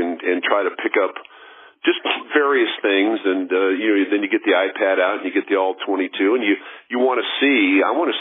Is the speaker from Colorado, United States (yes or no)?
yes; Denver, Colorado, United States; I grew up in Denver